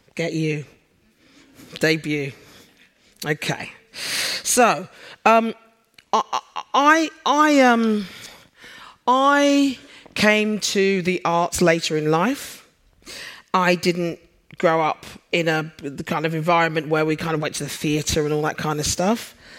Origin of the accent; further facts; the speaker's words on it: London, United Kingdom; now in Sheffield, United Kingdom; for those of you who are familiar with the accent, I'm a Londoner. I moved up north.